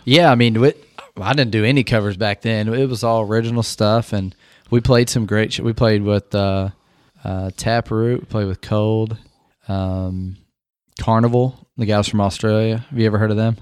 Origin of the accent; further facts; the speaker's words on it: Indiana, United States; I'm a Hoosier.